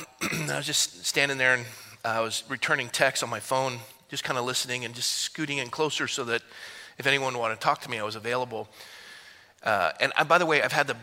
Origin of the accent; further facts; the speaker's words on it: California, United States; also born or lived in Fresno; I'm from California